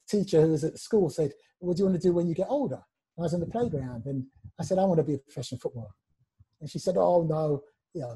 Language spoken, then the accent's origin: English; London, United Kingdom; Luther and Cyril and I grew up in Brent. We all come from the same place, which is the home of Wembley